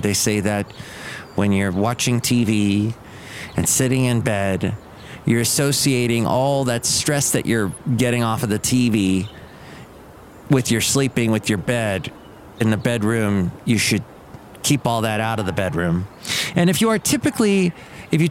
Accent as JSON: {"language": "English", "region": "California", "country": "United States", "tie": "born or raised there", "said": "I grew up in California"}